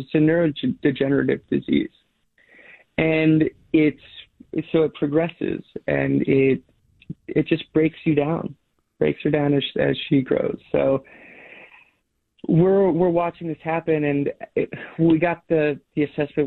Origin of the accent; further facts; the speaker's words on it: Alaska, United States; now in Portland, United States; I grew up in Alaska on these like long dog sled trips, dog mushing trips.